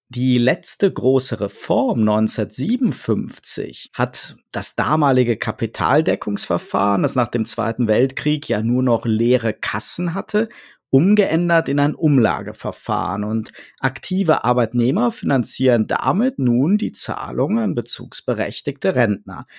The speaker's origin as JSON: {"language": "German", "region": "North Rhine-Westphalia", "country": "Germany", "tie": "born or raised there", "moved": "yes", "said": "ich bin gebürtig aus dem Rheinland"}